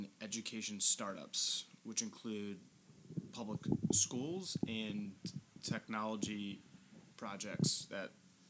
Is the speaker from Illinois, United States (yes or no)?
yes; Chicago, Illinois, United States; moved away as an adult; I'm 31 years old. I grew up in the Chicago suburbs, and recently, a little over a year ago, I moved back.